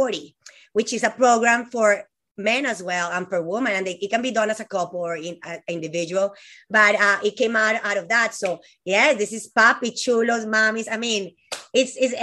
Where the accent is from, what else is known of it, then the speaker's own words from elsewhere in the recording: Colombia; moved away as an adult; now in United States; I'm from Colombia, this girl that moved here, 18 years old.